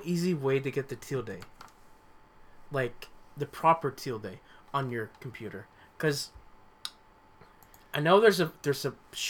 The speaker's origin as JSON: {"language": "English", "country": "Paraguay", "tie": "born or raised there", "lives_now": "United States", "said": "growing up in Paraguay, mm-hmm. we had guarana. We get guarana there. And, you know, I grew up with it."}